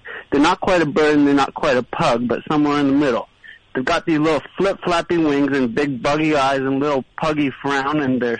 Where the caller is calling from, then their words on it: Brooklyn, New York, United States; calling from Brooklyn.